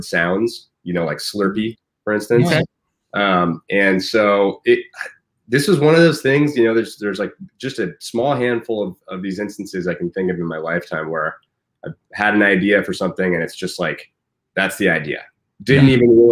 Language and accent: English; San Francisco, California, United States; now in Portland, United States; I'm from San Francisco. My parents still live down there